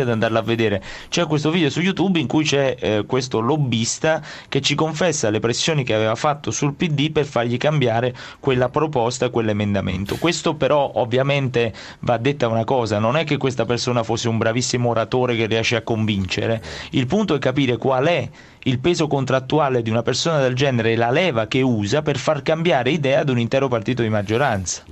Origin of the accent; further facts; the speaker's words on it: province of Naples, Campania, Italy; io vengo dalla Campania, dalla provincia di Napoli